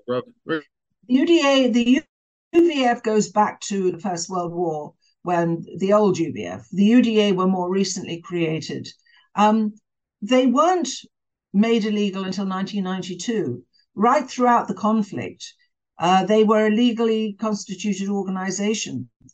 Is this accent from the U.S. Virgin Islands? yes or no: no; England, United Kingdom; moved away; I was brought up in Britain